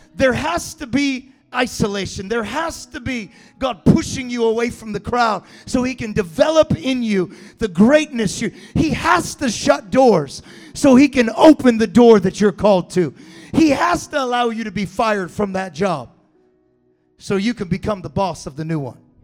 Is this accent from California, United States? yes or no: yes; Galt, California, United States; I grew up in Galt, California.